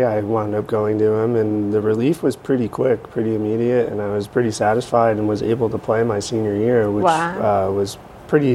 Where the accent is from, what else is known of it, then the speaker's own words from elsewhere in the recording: Shirley, Massachusetts, United States; I grew up in Shirley, and I've lived there, with the exception of going off to school, I've lived there my entire life